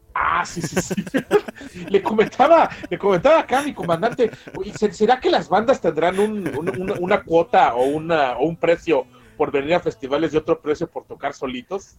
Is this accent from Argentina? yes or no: no; Mexico